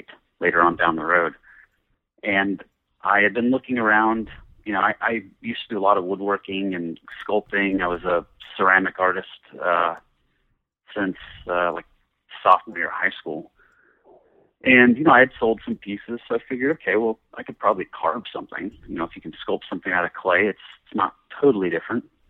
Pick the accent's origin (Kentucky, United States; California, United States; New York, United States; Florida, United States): California, United States; San Jose; I grew up in the San Francisco Bay Area in a town that is now larger, so most people know of San Jose, California, Silicon Valley